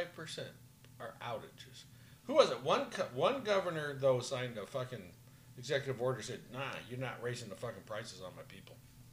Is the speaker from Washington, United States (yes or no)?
no; Arizona, United States; I'm from Arizona.